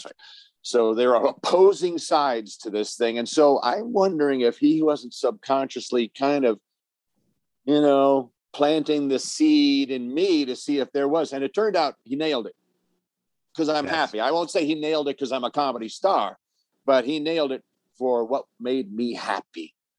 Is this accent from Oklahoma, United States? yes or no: no; Forest Hills, New York, United States; also born or lived in Manhattan / Bronx / Brooklyn; Yeah, Forest Hills. I was born in Doctor's Hospital in Manhattan because that's where Mom wanted to go, and then we moved from the Bronx to Brooklyn, then to Queens.